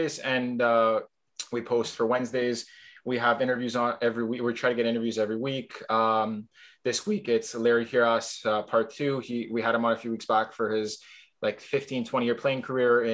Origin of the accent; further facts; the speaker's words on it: Toronto, Ontario, Canada; I'm from Toronto, Ontario, up in Canada